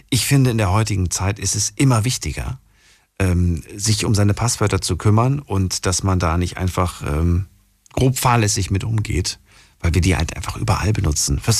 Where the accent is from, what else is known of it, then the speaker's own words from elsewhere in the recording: Eifel, Germany; Ich bin aus der Eifel.